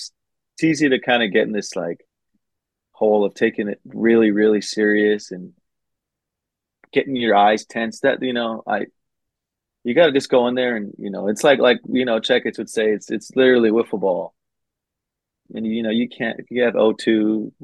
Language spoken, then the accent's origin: English; Southern California, United States; I grew up in SoCal, played 4 years in, you know, in Santa Barbara